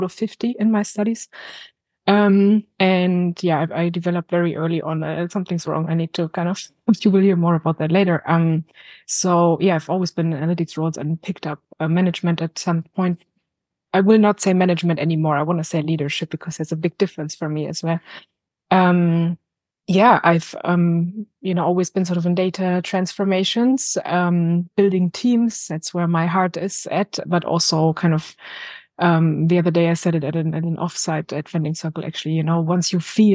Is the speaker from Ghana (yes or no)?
no; Berlin, Germany; moved away as an adult; now in London, United Kingdom; I'm originally from Berlin. I moved to the UK 4 years ago